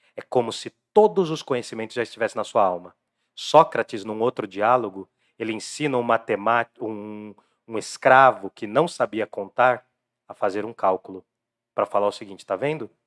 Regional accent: Jundiaí, São Paulo, Brazil; o lado esquecido de Jundiaí. Lá do lado do SECAP para lá, né? Que era o lado de onde eu vim também.

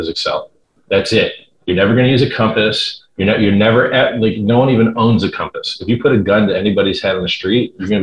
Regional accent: Fort Lauderdale, Florida, United States; I grew up in Fort Lauderdale, Florida. That's north of Miami

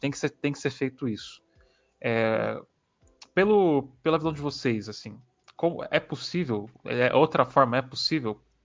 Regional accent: São Paulo, Brazil; nós que somos de São Paulo

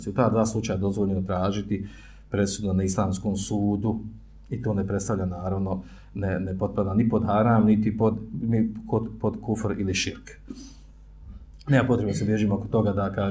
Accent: Bosnia & Herzegovina

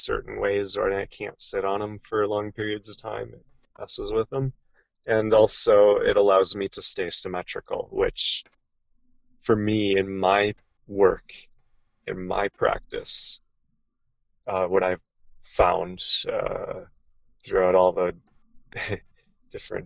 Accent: Minnesota, United States; also born or lived in Southern Oregon; now in Oregon, United States; where I grew up in Minnesota, in the Midwest of the United States

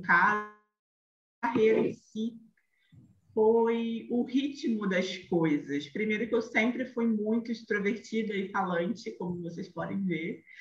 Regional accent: Rio de Janeiro, Brazil; accent: carioca; sou carioca, como o sotaque denuncia

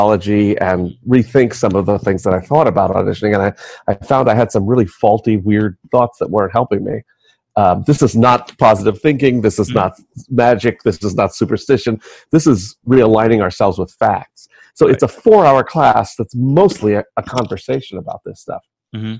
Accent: New York City, New York, United States; I was born and raised in New York City.

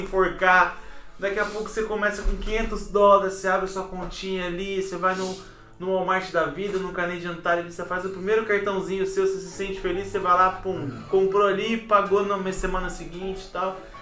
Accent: Campinas, São Paulo, Brazil; moved away as an adult; also born or lived in Minas Gerais; now in Canada; saí de Campinas, menininho do interior

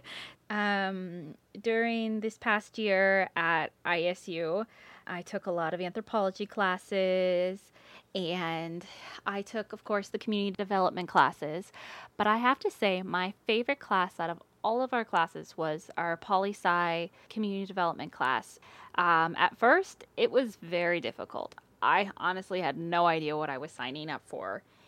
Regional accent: Maple Grove, Minnesota, United States; I am from Maple Grove, Minnesota

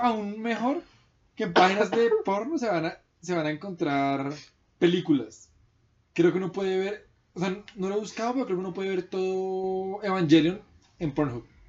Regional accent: Colombia

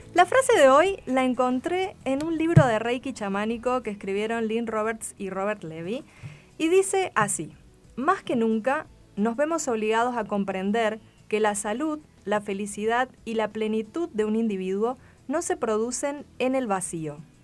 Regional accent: Espeña, Chaco, Argentina; Espeña, mi pueblo

